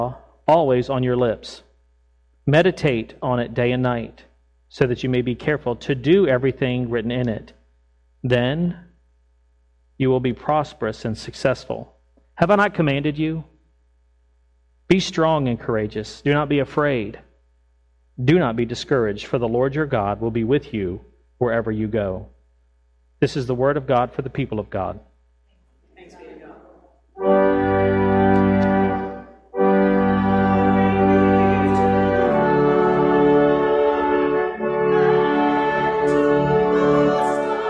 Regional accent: Fredericksburg, Virginia, United States; I grew up in Fredericksburg, Virginia, just south of Washington, D.C., filled with history.

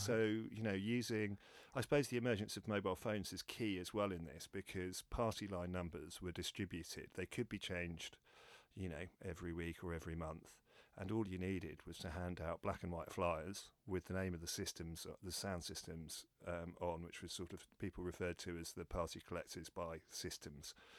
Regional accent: London, United Kingdom; I'm born and bred in London

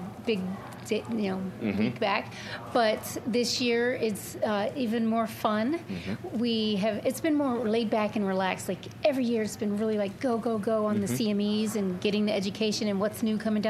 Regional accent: Arizona, United States; I'm from Arizona

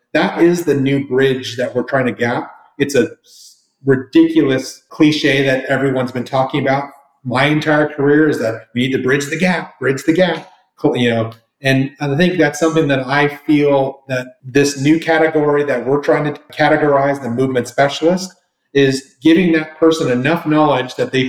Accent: Toronto, Ontario, Canada; also born or lived in Florida / California / Colorado; now in Texas, United States; Then, let me step back. I'm Canadian, so I started off in Toronto, home of the best hockey team in the land.

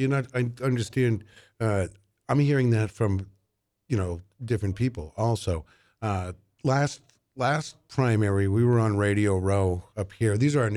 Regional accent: Manchester, New Hampshire, United States; I grew up here in Manchester.

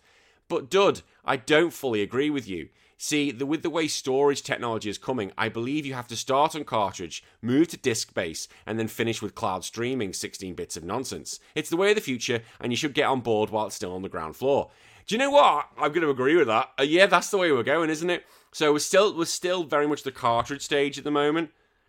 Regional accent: United Kingdom; But yeah, there's a lot of hatred between the British. The only time it seems we come together is when England play internationally. Apart from that, we all hate each other. It's absolutely great. I don't know what it is. We're just such a bitter country.

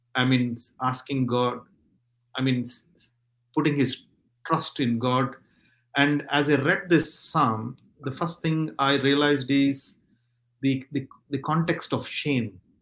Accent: India; now in Stockport, United Kingdom; I come from India

